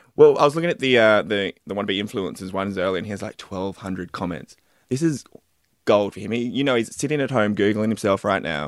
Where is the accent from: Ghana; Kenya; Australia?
Australia; Wollongong, New South Wales; I also grew up in Wollongong.